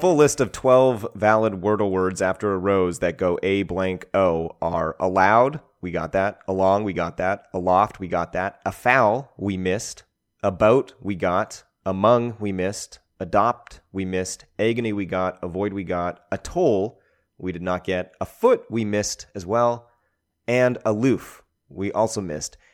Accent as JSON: {"language": "English", "country": "Canada", "said": "as a Canadian"}